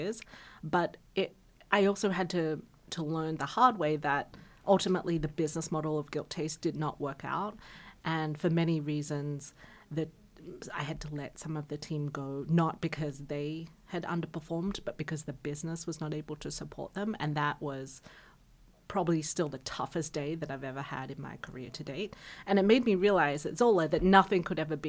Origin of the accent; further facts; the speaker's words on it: Australia; I'm Australian.